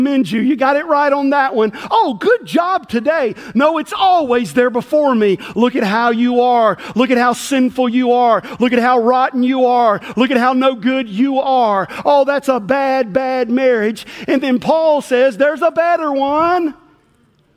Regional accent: McNairy County, rural West Tennessee, United States; I grew up in rural West Tennessee

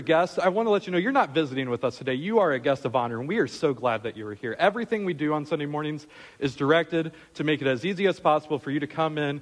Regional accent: Michigan, United States; moved away; I'm from Michigan.

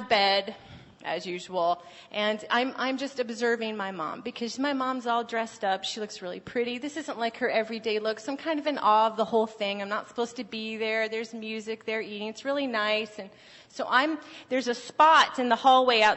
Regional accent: Phoenix, Arizona, United States; moved away; I'm from Arizona, from Phoenix

